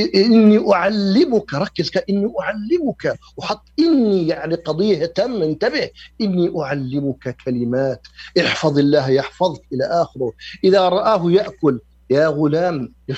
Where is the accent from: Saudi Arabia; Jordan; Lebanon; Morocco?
Jordan; عندنا في الأردن